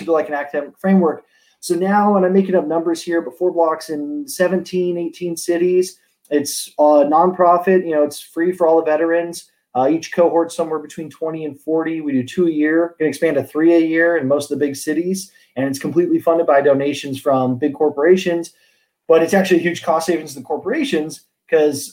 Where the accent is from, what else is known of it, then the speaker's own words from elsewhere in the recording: Laguna Beach, California, United States; I was born in Laguna Beach, California.